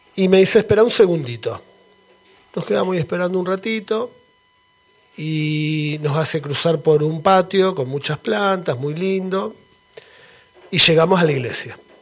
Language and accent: Spanish; Argentina; moved away; soy argentino